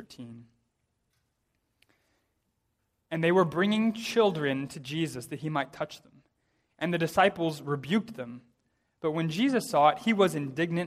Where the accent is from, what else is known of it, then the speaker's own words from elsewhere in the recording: United States; I say this as an American, pretty typically American